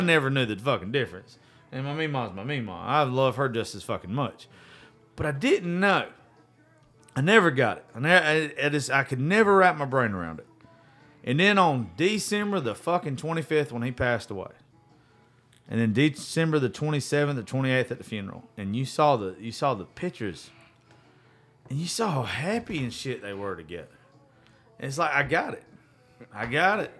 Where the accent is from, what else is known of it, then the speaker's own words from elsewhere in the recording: the South, United States; we're all from the South